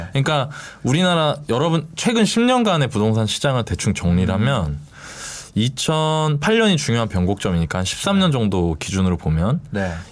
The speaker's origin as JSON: {"language": "Korean", "town": "Gangneung", "region": "Gangwon", "country": "South Korea", "tie": "born or raised there", "moved": "yes", "said": "강릉 제 고향이 강릉이잖아요."}